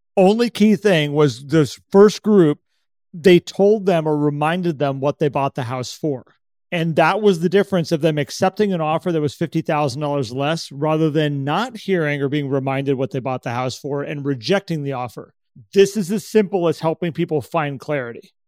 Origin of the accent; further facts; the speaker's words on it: California, United States; I'm from California